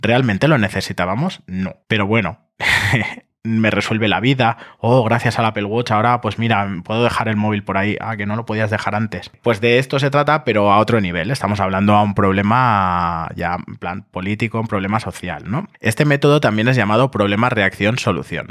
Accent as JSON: {"language": "Spanish", "town": "Barcelona", "region": "Catalonia", "country": "Spain", "said": "yo vengo de Barcelona"}